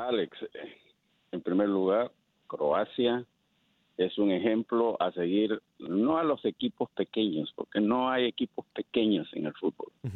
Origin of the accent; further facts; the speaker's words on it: Honduras; now in California, United States; yo soy hondureño